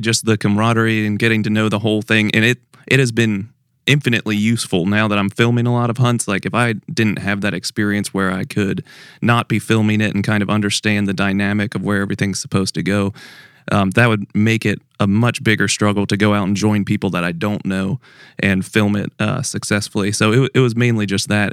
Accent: Pennsylvania, United States; moved away; I'm from Pennsylvania originally

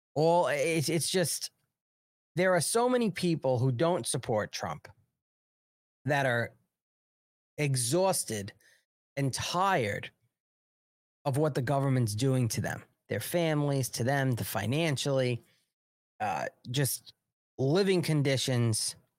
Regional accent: New York, United States; from New York

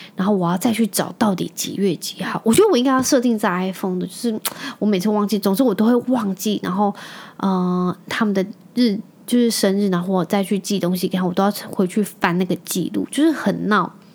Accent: Penghu County, Taiwan; also born or lived in Taichung, Taiwan; 我是从，呃，台中转学到澎湖，因为我那时候在台中长大。我那时候在台中读国小一年级，然后二年级转回去澎湖

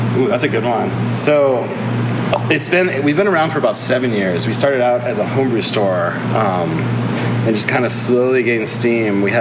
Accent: Colorado, United States; for me, I came from Colorado, and I, I, owned a homebrew store out there for a long while

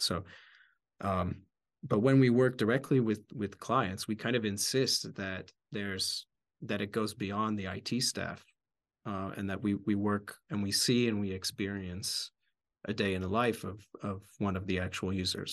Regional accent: outside Philadelphia, Pennsylvania, United States; moved away; also born or lived in Bratislava, Slovakia; I grew up outside Philadelphia

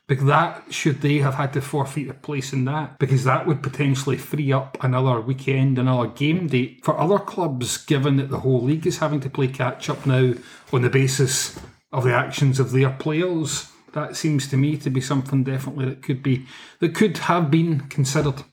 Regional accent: Scotland, United Kingdom

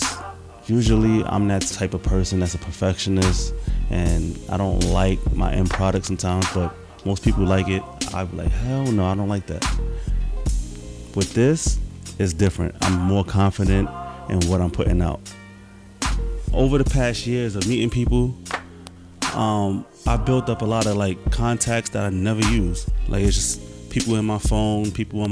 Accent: New York City, New York, United States; also born or lived in Bronx / Brooklyn / Queens; I'm from Harlem, I was born and raised, but due to my mother passing away, I left at an early age

